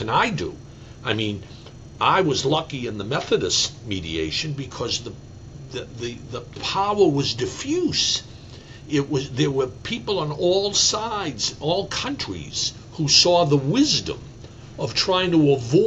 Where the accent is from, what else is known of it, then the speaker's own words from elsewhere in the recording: Massachusetts, United States; I grew up in Massachusetts